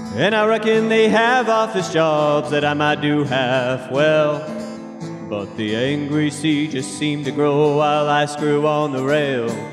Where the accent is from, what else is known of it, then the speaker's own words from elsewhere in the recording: Juneau, Alaska, United States; also born or lived in Sitka, Alaska; born and raised in Juneau, fourth generation Alaska, and been in Sitka for eight years